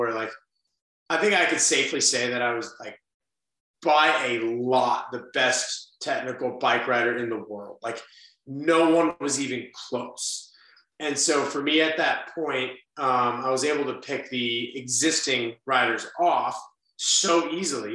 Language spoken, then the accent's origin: English; Las Vegas, Nevada, United States; I'm from Las Vegas